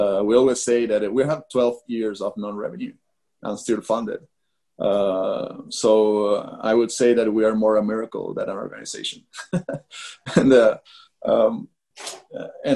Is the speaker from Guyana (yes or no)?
no; Argentina; moved away; also born or lived in Brazil / United States; we're coming from Argentina, very far away from everywhere